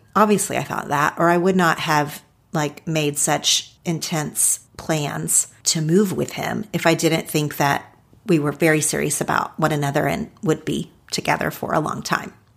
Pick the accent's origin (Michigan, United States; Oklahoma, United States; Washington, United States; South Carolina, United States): Oklahoma, United States; Ardmore; moved away as an adult; also born or lived in Los Angeles, California; Ardmore, Oklahoma. That's actually not where I spent most of my childhood physically, but that is where I identify with now as my hometown because that's where I went to school